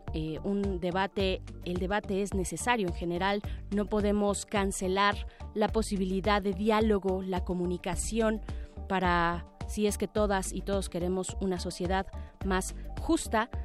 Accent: Mexico

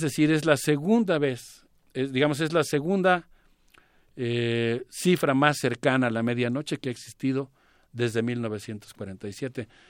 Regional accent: Mexico; como universitarios, como mexicanos

